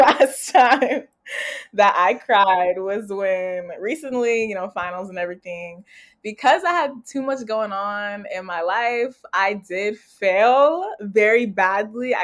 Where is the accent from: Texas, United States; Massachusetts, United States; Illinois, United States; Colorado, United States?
Texas, United States; Houston; I'm from Houston, Texas, originally. That's where I grew up